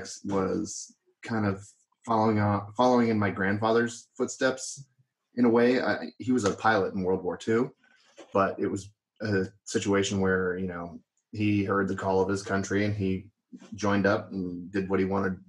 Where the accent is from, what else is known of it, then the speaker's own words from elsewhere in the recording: Orange County, California, United States; I'm actually from Orange County, right up the road